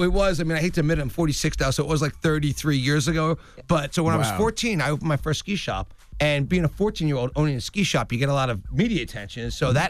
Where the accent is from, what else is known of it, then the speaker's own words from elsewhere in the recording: Pennsylvania, United States; Yeah, suburban Philadelphia.